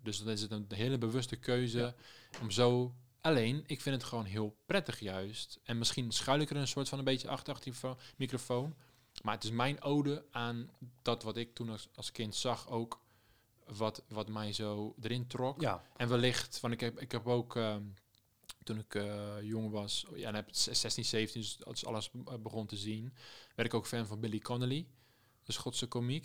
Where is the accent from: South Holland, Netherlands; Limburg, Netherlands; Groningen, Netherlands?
South Holland, Netherlands; Rotterdam; moved away as an adult; also born or lived in Amsterdam; ik ben een Rotterdammer in Amsterdam